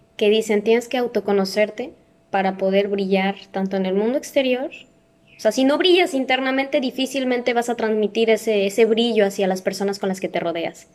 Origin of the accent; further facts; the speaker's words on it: Mexico; nosotros como mexicanos